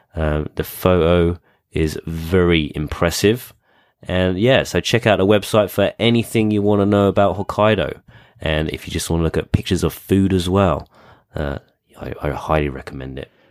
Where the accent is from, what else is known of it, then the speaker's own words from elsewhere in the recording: United Kingdom; being British